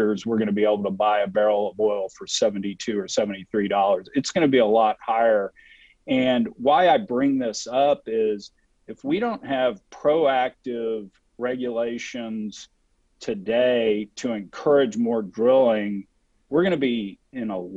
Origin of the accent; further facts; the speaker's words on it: Texas, United States; I'm from Texas